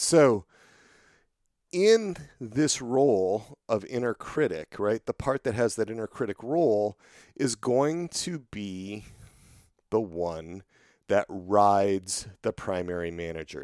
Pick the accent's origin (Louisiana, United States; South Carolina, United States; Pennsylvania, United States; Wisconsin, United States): Wisconsin, United States; I grew up in Wisconsin